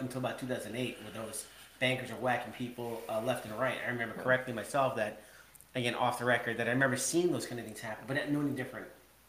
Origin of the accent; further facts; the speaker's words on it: Long Island, New York, United States; now in Connecticut, United States; So we are from Long Island, and we are in Connecticut